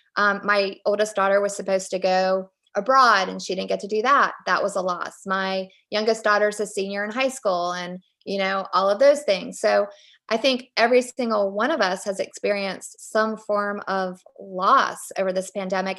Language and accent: English; Richmond, Virginia, United States; I grew up in Richmond, Virginia